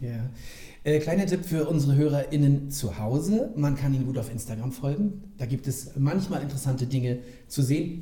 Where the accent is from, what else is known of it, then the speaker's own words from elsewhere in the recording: Rostock, Mecklenburg-Vorpommern, Germany; Ich bin gebürtiger Lichtenheger.